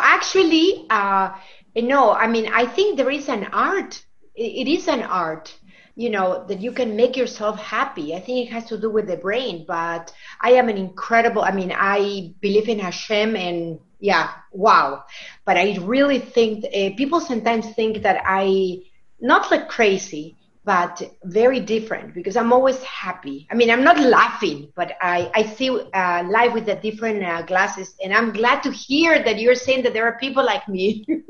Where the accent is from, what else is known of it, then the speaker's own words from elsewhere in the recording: Lima, Peru; now in Wisconsin, United States; We're from Wisconsin, but we're originally from Lima, Peru